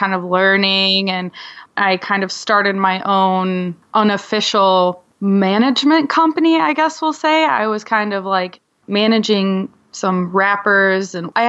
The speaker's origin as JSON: {"language": "English", "region": "Michigan", "country": "United States", "tie": "born or raised there", "also_born_or_lived": "California", "lives_now": "Michigan City, United States", "said": "And I grew up most of my life in Michigan, but my family, we kind of moved around a lot."}